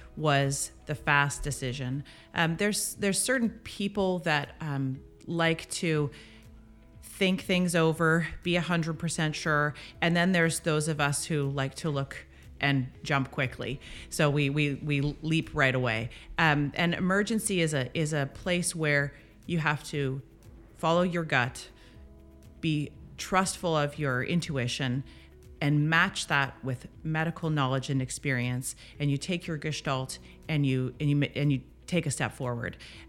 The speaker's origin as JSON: {"language": "English", "town": "Winnipeg", "region": "Manitoba", "country": "Canada", "tie": "born there", "also_born_or_lived": "Ottawa / Toronto / Dundas", "said": "Yeah, I was born in Winnipeg. I moved with my family. We moved to Ottawa, moved to Toronto."}